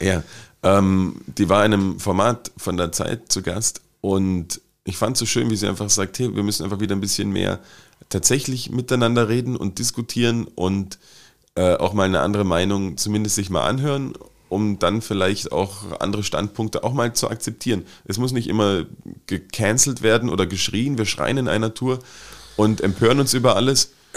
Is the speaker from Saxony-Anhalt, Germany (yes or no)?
yes; Wittenberg, Saxony-Anhalt, Germany; born or raised there